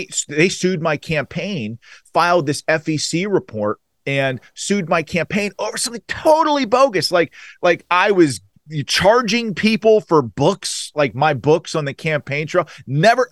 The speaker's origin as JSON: {"language": "English", "area": "Allegheny County", "region": "Western Pennsylvania", "country": "United States", "said": "I was a Western Pennsylvania guy. I was from Allegheny County"}